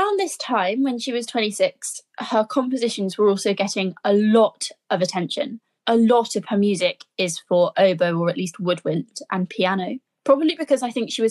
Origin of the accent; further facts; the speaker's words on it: Birmingham, West Midlands, United Kingdom; I'm a Brummie girl.